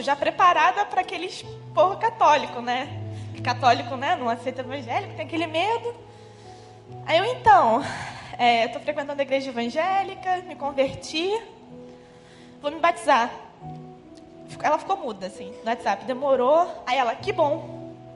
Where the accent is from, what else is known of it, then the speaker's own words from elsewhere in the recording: Teresópolis, Rio de Janeiro, Brazil; moved away as an adult; now in Rio de Janeiro, Brazil; eu sou de Teresópolis, região serrana do Rio